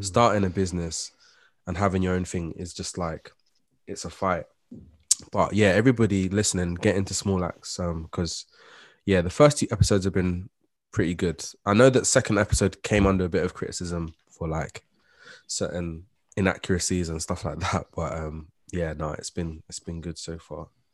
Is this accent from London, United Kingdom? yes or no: yes; London, United Kingdom; as a black person that's born and raised and growing up in London with West Indian descent